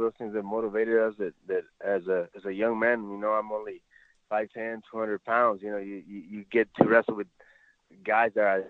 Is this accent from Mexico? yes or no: yes; Ciudad Juarez, Chihuahua, Mexico; also born or lived in El Paso; you know, as a little kid growing up in La Frontera in Ciudad Juarez, El Paso.